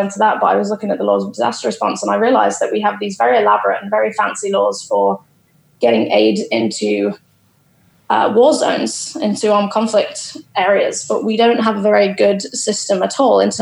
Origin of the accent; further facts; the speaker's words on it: Boston, East Midlands, United Kingdom; moved away as an adult; also born or lived in London; I'm actually from Boston in Lincolnshire